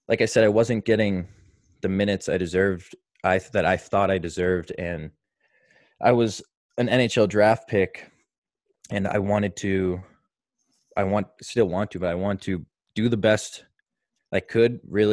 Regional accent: Marshfield, Massachusetts, United States; also born or lived in Maine; I grew up here in Marshfield, Mass, where I still spend my summers.

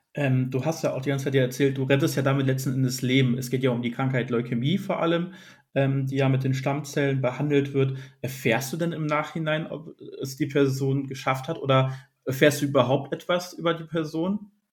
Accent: near Essen and Düsseldorf, North Rhine-Westphalia, Germany; Und ich komme hier aus der Region NRW bei Essen und Düsseldorf

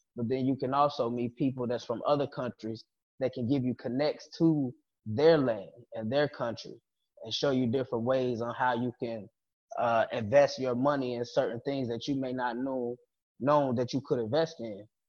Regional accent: United States; moved away; I'm American. My grandfather American. My great grandfather American.

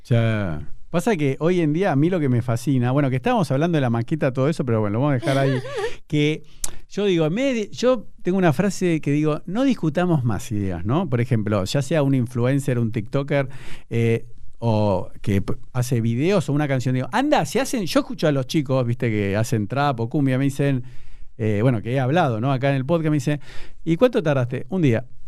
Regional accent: Buenos Aires, Argentina; yo como buen porteño

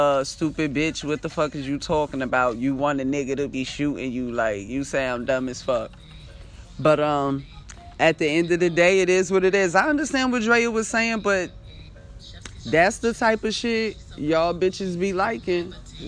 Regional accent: East Coast, United States; I'm from the East Coast

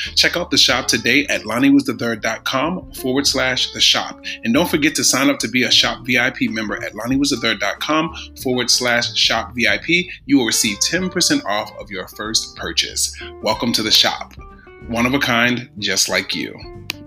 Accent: Baltimore, Maryland, United States; I'm from Baltimore, and at the time I was in Baltimore, I lived in a food desert.

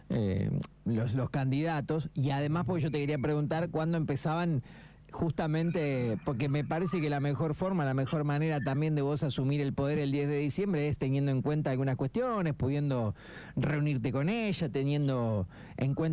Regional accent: Dorila, La Pampa, Argentina; Yo soy de acá, de la localidad de Dorila, yo soy nacido y criado de.

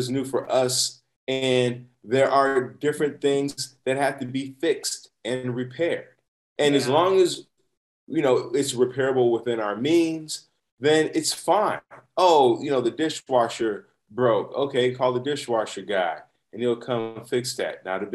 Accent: Chicago, Illinois, United States; now in San Diego, United States; I'm from Chicago. I grew up you go to the barbershop every Sunday, right?

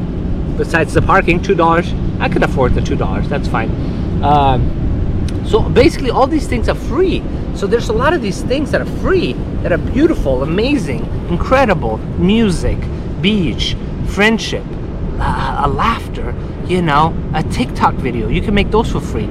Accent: Kabul, Afghanistan; born or raised there; now in Los Angeles, United States

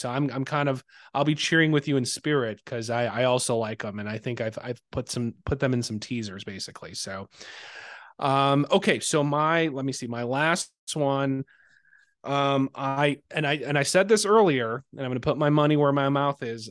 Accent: Chicago, Illinois, United States; I'm a Chicagoan

